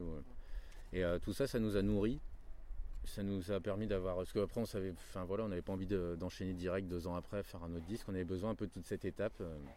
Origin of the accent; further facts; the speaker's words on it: Reims, Grand Est, France; now in Paris, France; J'habite à Paris, mais bon, on vient de Reims, on s'est rencontrés à Reims il y a très très longtemps